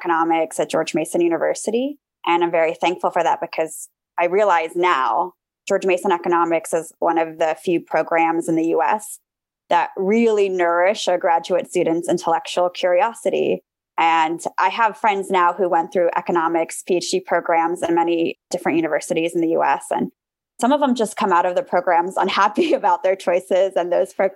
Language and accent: English; Armenia; now in United States; I grew up in Armenia, which is a post-Soviet country.